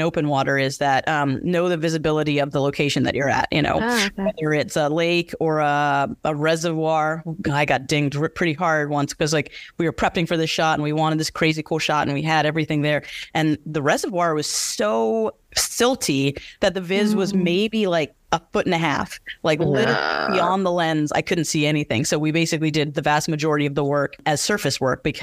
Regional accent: Bermuda; also born or lived in London; now in Los Angeles, United States; born and raised in Bermuda

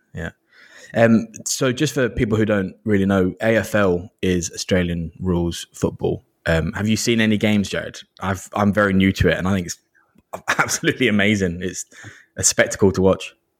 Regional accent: Kent, South East England, United Kingdom; I grew up in the southeast of England, in Kent

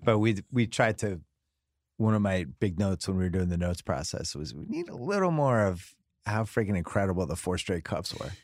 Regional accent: Boston, Massachusetts, United States; now in Los Angeles, United States; I'm from Boston

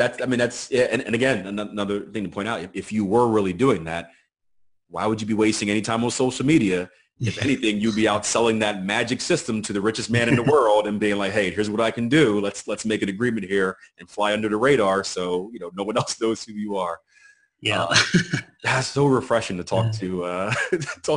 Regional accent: Philadelphia, Pennsylvania, United States; I grew up in Philadelphia

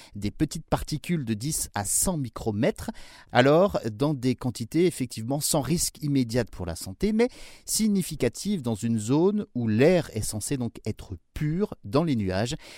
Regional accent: France; chez nous en France

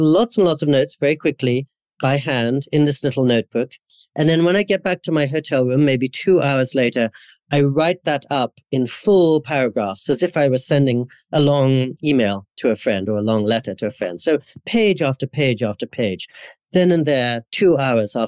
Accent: England, United Kingdom; also born or lived in India / California, United States; now in Japan; growing up in Anglican schools in England

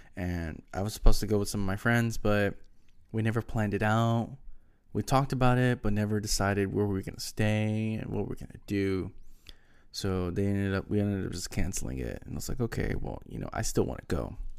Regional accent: Texas, United States; now in Houston, United States; I'm from Texas

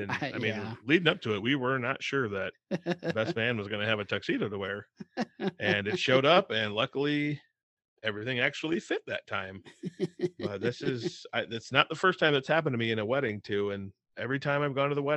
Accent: Midwest, United States; us growing up in the Midwest and not having a lot to do.

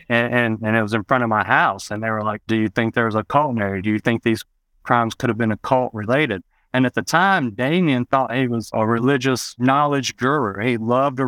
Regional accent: West Memphis, Arkansas, United States; also born or lived in Marion, Arkansas; growing up in West Memphis and Marion

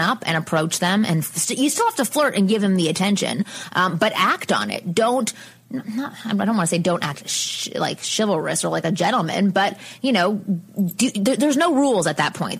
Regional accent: Canada; I'm from Canada

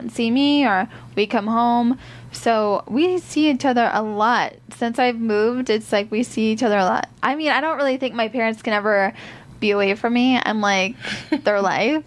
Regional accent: Iowa, United States; moved away as an adult; I'm from Iowa. I had a great childhood growing up

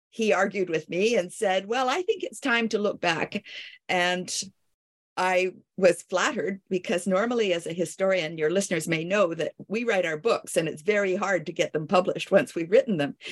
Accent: Canada; also born or lived in Paris, France / Kingston, Ontario; I am a Canadian.

